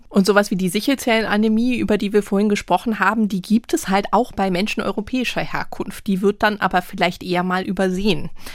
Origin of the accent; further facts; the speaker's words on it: Hamburg, Germany; obwohl ich eigentlich hier aus Hamburg komme und äh, mhm. äh, Norddeutsch bin